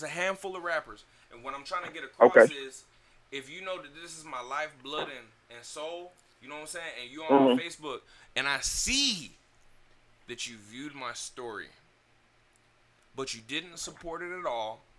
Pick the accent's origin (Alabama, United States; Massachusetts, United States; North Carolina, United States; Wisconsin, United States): North Carolina, United States; Selma; Where I'm from, Selma.